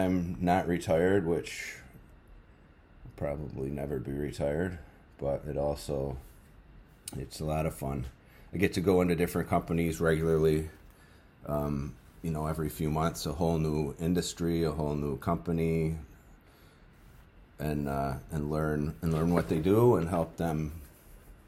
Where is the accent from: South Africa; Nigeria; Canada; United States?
United States; Adirondack Mountains, upstate New York; now in New Hampshire, United States; I grew up in the Adirondack Mountains in upstate New York, and I hunted out there for years